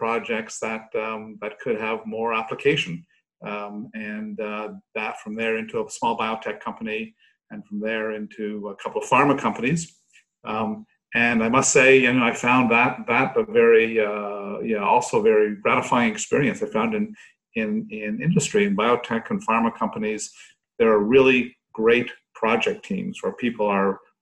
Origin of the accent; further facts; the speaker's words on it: Canada; now in United Kingdom; I'm a Canadian neuroscientist by background